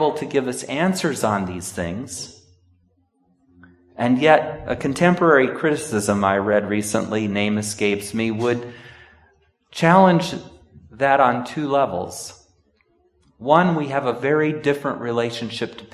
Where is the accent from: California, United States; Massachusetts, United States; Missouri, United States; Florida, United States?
California, United States; Sonora; moved away; One of my best friends growing up in Sonora